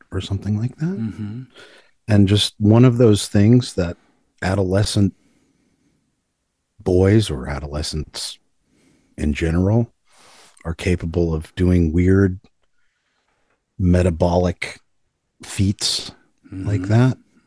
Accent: Libertyville, Illinois, United States; I grew up in Libertyville, Illinois, which is a suburb about 45 minutes north of Chicago

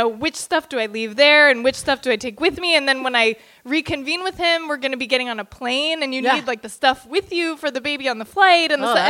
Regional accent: Bay Area, California, United States; moved away; Like, I grew up in the Bay Area, you guys. I know where everything is

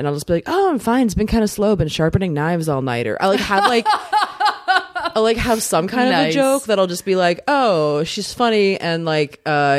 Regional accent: Maryland, United States; Kind of smack dab, like right by Annapolis, kind of right between Baltimore and DC.

